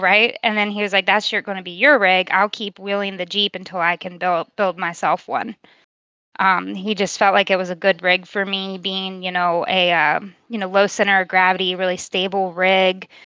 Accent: Virginia, United States; I'm from Virginia, born and raised

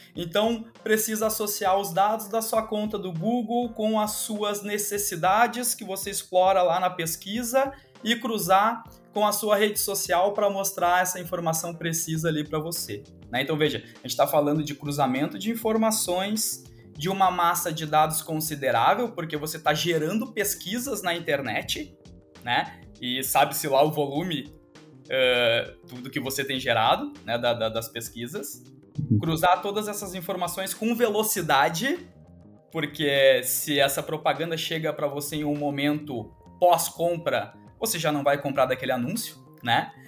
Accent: Rio Grande do Sul, Brazil; eu sou gaúcho

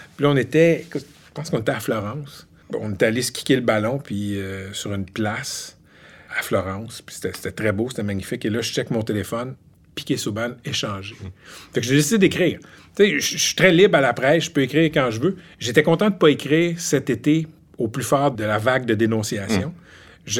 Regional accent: Laval, Quebec, Canada; moved away as an adult; also born or lived in Ottawa / Gatineau; now in Montreal, Canada; Je ne suis pas originaire de l'Outaouais tout, j'ai grandi à Laval

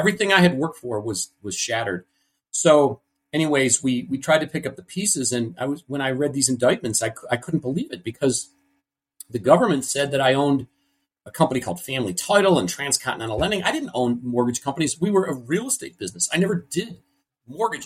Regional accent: Cleveland, Ohio, United States; I was born in Cleveland, Ohio. Big family here.

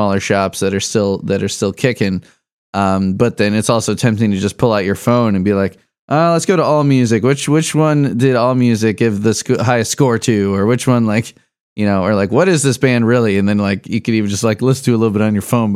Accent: Chicago, Illinois, United States; I grew up in Chicago

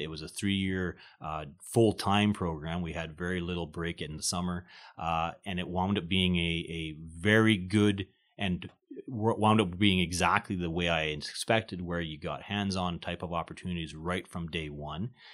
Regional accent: small town outside of Winnipeg, Manitoba, Canada; I'm originally born, uh, Manitoban. I came from Winnipeg, uh, grew up in a small town, uh, outside of Winnipeg.

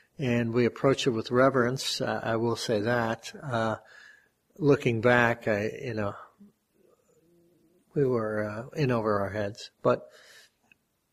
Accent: Scranton, Pennsylvania, United States; now in Binghamton, United States; Transplant. Scranton

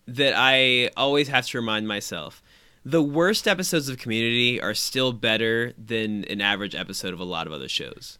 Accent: Indiana, United States; we're from Indiana

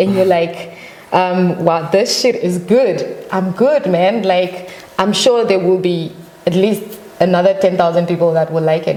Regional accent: Namibia; moved away as an adult; I was born and raised in Namibia

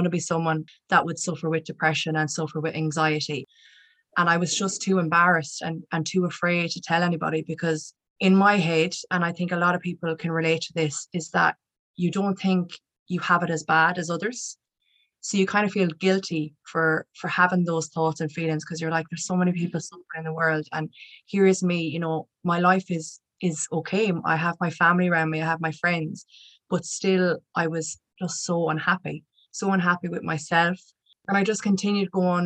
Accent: County Roscommon, Connacht, Ireland; I'm from County Roscommon in the west of Ireland

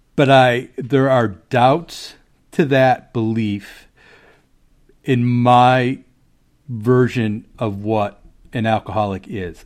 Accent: Chicago, Illinois, United States; now in Maryland, United States; I grew up in Chicago

